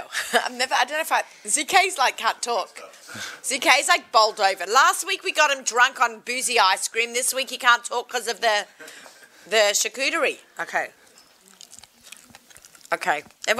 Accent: Australia; I'm Aussie.

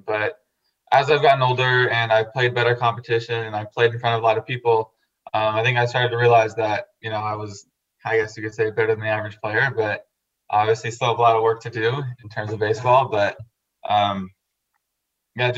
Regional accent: Las Vegas, Nevada, United States; also born or lived in San Diego, California; Yeah, so I was born in San Diego, California, and we moved to Vegas when I was 10, and I've lived here ever since

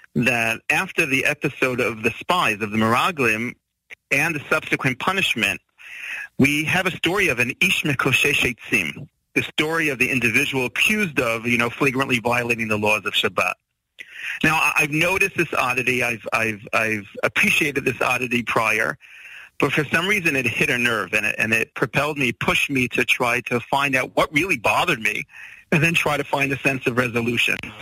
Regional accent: United States; moved away as an adult; now in Israel; I'm also American born, you know, bred

